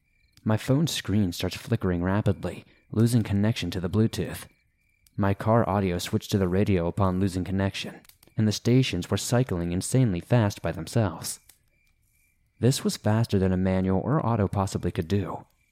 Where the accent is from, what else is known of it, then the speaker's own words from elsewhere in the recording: New Zealand; Now, I'm from New Zealand, but we traveled to France to meet my French partner and do a road trip around Europe together in his car.